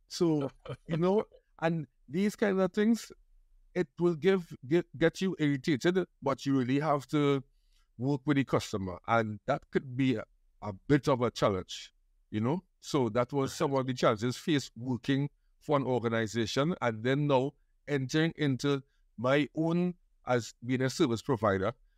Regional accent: Trinidad & Tobago; I grew up in Trinidad, to be exact, in Trin-, City Giriá, which is close to the airport and Trinity Mall

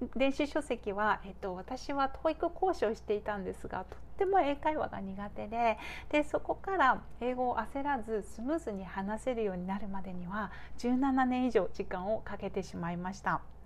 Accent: Japan; 私は日本で育ってで日本で今

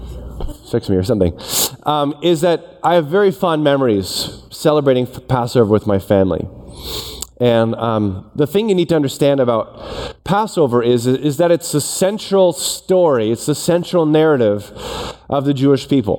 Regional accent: Toronto, Ontario, Canada; I grew up in Toronto.

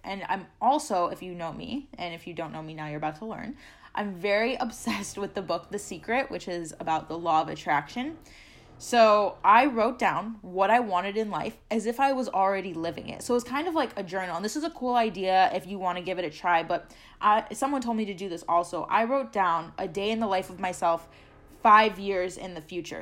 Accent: Chicago, Illinois, United States; moved away as an adult; I'm originally from Chicago

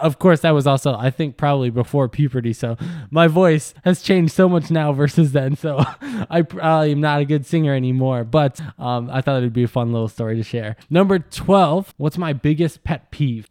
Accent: Wisconsin, United States; I grew up in Wisconsin

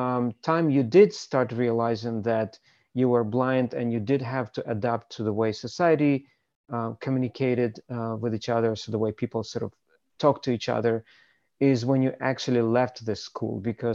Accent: Ukraine; born there; I was born in Ukraine, as you pointed out

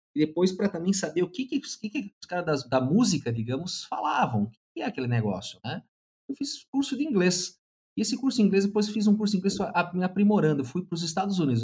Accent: South Region, Brazil; Eu sou do Sul, né? E basicamente a minha grande influência foi um tio

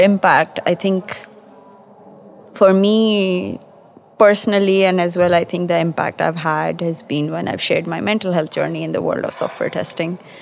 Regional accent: Pakistan; moved away as an adult; now in London, United Kingdom; I'm based in London. Uh, I'm originally from Pakistan. I've been in London for about 18 years

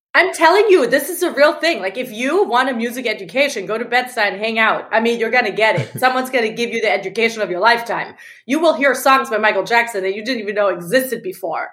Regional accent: Germany; moved away as an adult; now in New York, United States; I'm originally from Germany

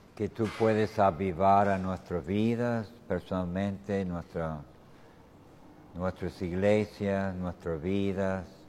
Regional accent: United States; Spanish is a second language; moved away as an adult; now in Tucumán, Argentina; yo vengo de los Estados Unidos

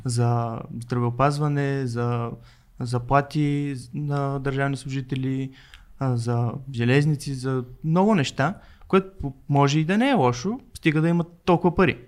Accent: Burgas, Burgas Province, Bulgaria; Аз съм от Бургас

